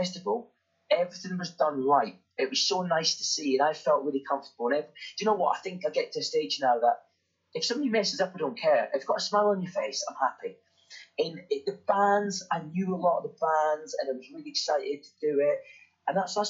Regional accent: Dundee, Scotland, United Kingdom; moved away; I'm from Dundee

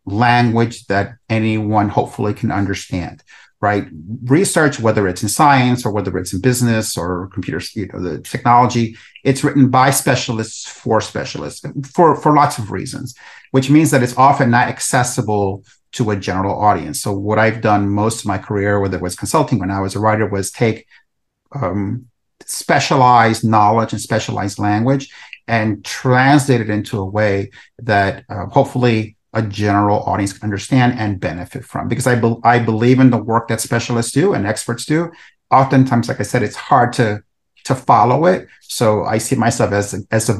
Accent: New York City, New York, United States; also born or lived in El Salvador; I'm originally from El Salvador, and I came to the U.S. when I was about 10. I was a war refugee and grew up in the South Bronx in New York City

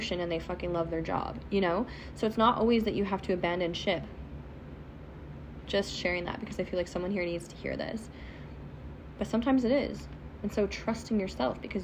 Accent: Canada; accent: Canadian; my Canadian accent

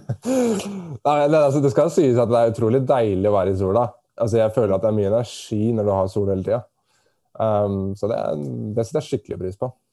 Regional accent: Norway; moved away as an adult; now in Australia; jeg kommer fra Norge

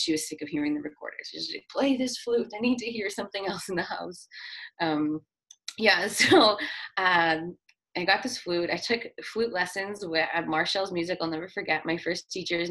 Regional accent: Winnipeg, Manitoba, Canada; also born or lived in Brandon, Manitoba / Wawanesa, Manitoba; I'm from Winnipeg and I've lived in Winnipeg my whole life.

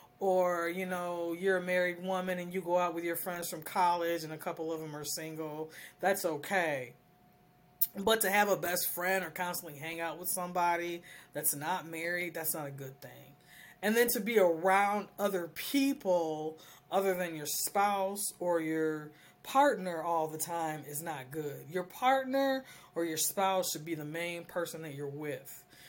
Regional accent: United States; And as I'm an American woman, I don't go by those standards.

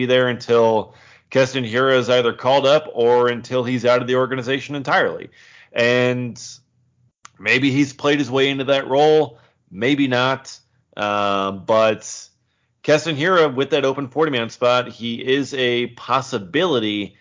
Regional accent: Wisconsin, United States; We're from Wisconsin.

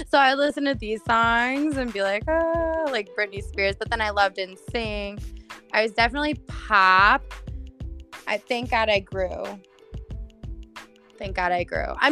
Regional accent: Buffalo, New York, United States; I'm from Buffalo

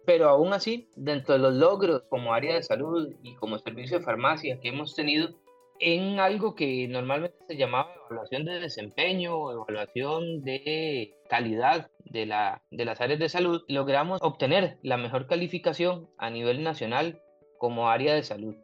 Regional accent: Turrialba, Cartago, Costa Rica; moved away as an adult; now in Pococí, Costa Rica; Yo soy foráneo, soy de Turrialba originario y ahora soy pocosiseño

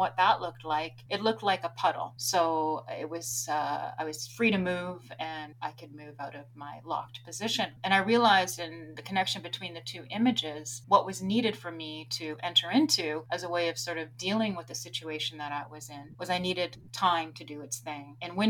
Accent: Grimsby, Yorkshire and the Humber, United Kingdom; I grew up in Grimsby. I was the first library that I went to as a little girl.

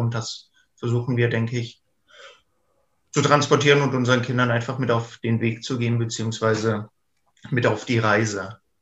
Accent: eastern Germany, Germany; ich bin ja quasi auch im Osten der Republik groß geworden

